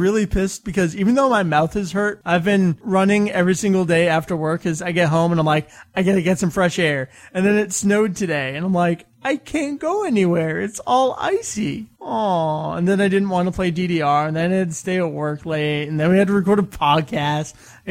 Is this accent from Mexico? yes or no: no; Canada; I'm Canadian, eh?